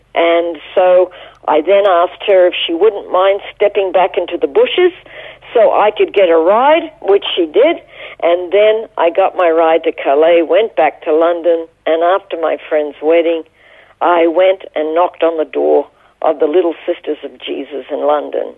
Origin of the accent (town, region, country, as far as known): Toowoomba, Queensland, Australia; born or raised there; moved away as an adult; also born or lived in Brisbane / Israel